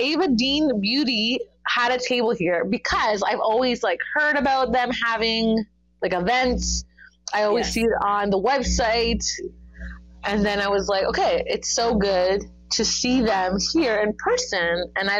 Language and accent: English; Toronto, Ontario, Canada; oh, I came from Toronto, Canada to come here to the con.